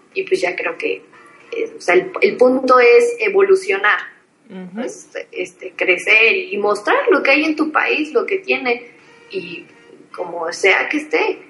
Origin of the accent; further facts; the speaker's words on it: Mexico; yo como mexicana